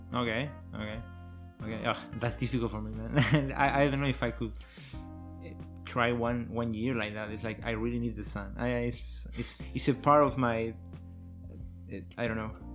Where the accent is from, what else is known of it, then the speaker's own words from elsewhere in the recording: Argentina; English is a second language; moved away as an adult; also born or lived in Dresden, Germany; now in Germany; I am from Argentina